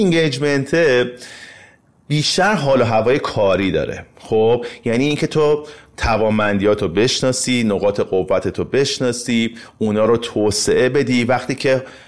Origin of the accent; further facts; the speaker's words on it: Iran; به عنوان یک ایرانی